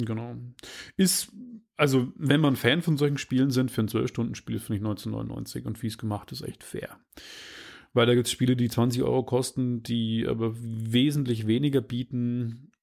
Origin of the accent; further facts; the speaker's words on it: Regensburg, Bavaria, Germany; aus meiner Heimatstadt Rengsburg